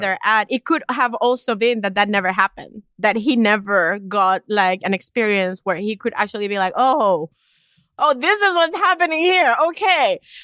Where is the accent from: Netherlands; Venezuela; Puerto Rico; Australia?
Puerto Rico; East Coast of Puerto Rico; I grew up in Puerto Rico, in the East Coast of Puerto Rico